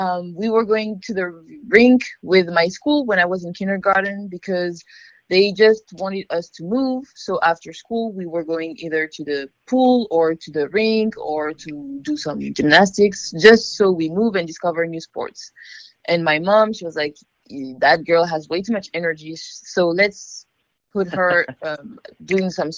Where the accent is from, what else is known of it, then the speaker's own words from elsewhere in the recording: outside of Paris, Île-de-France, France; moved away as an adult; now in United States; I started skating in a little city a little bit outside of Paris. It's my hometown